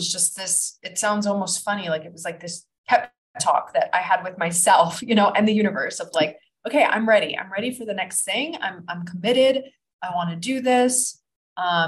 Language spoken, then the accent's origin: English; Florida, United States; moved away as an adult; also born or lived in New Jersey / Kuala Lumpur, Malaysia / Ibiza, Spain / Los Angeles; now in Bali, Indonesia; I grew up in Florida